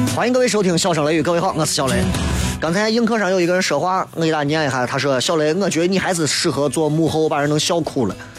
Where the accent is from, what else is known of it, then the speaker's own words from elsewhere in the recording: Shaanxi, China; accent: Shaanxi dialect; 我们陕西话搓狗家。